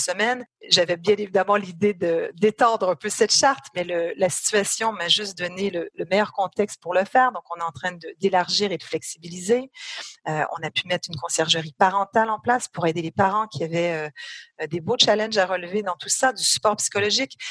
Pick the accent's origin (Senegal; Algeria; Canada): Canada; moved away as an adult; now in France; j'ai un accent, donc je suis canadienne, je suis canado-française pour être très précise